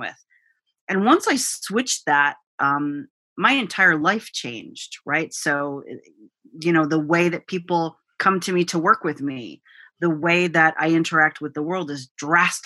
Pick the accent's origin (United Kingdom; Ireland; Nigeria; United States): United States; my parents are immigrants. So I'm a first generation American